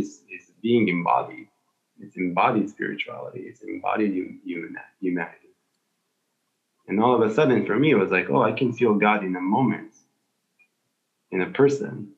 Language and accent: English; Israel; I'm from Israel